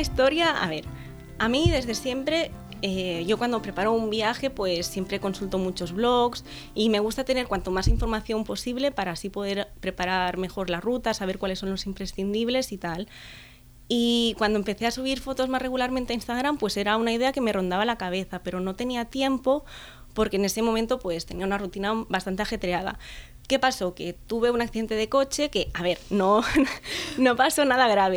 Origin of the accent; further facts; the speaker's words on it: Vila-seca, Catalonia, Spain; soy de Vilaseca, que es un pueblo que está aquí cerca de Tarragona.